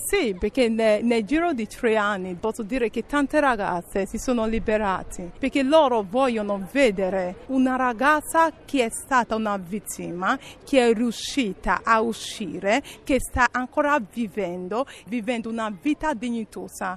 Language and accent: Italian; Nigeria; Italian is a second language; moved away as an adult; also born or lived in Spain / Castel Volturno, Italy; now in Italy; Quando ero al mio paese non vivevo male, sono laureata in informatica